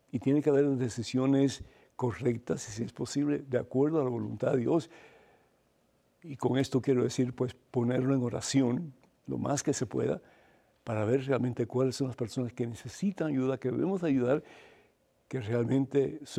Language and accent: Spanish; Cuba; moved away; Yo me acuerdo cuando vine de Cuba, yo no tenía ni un centavo